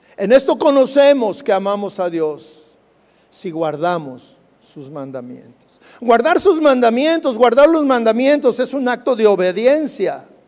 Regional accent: Jalisco, Mexico; nosotros los jalisquillos, hablamos cantando

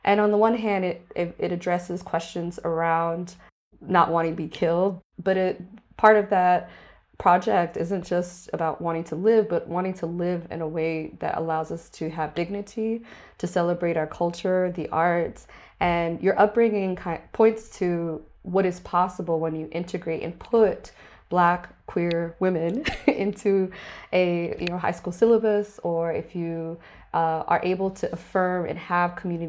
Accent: Miami, Florida, United States; And growing up in Miami, I also learned about Mary Bethune Cookman and her work as an icon

